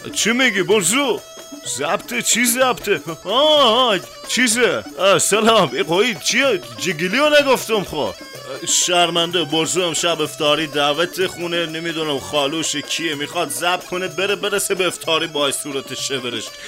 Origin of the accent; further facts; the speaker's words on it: Khuzestan, Iran; ما بچه خوزستانم